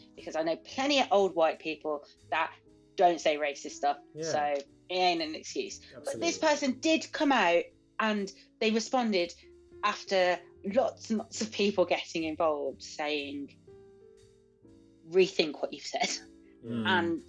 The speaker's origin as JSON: {"language": "English", "town": "Birmingham", "region": "West Midlands", "country": "United Kingdom", "said": "I'm from Birmingham"}